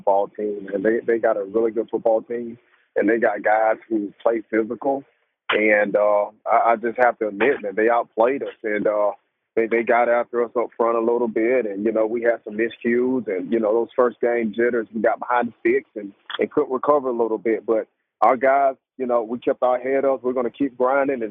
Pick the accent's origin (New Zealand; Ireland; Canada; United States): United States; I grew up in Court Hill